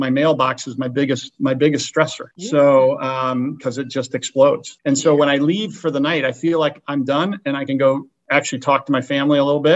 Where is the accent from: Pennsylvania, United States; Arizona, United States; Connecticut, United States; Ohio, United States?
Ohio, United States; Chagrin Falls; moved away as an adult; also born or lived in Chicago, Illinois / Notre Dame, Indiana; now in Thousand Oaks, United States; I grew up in Cleveland, in the east side of Cleveland, a little town called Chagrin Falls, Ohio. I went to high school there